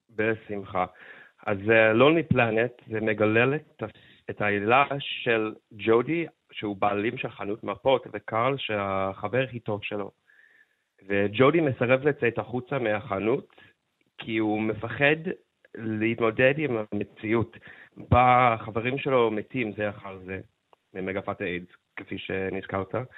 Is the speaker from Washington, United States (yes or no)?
yes; Seattle, Washington, United States; now in Israel; אני גדלתי בסיאטל אה, בתור ילד הומו